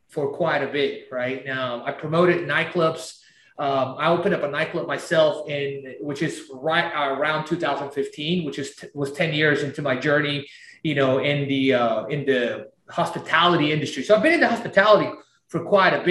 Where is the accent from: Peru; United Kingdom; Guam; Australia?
Peru; Tarapoto, San Martín; also born or lived in Lima, Peru; now in Houston, United States; I was born in Peru, small little town. And I am from this little town called Tarapoto, right? And I lived in Lima, the capital